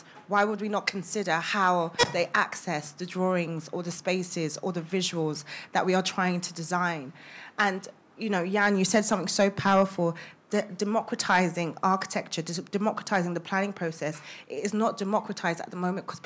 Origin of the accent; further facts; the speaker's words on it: London, United Kingdom; also born or lived in Sheffield; I grew up in Haggerston, Haggerston Estate, before it was trendy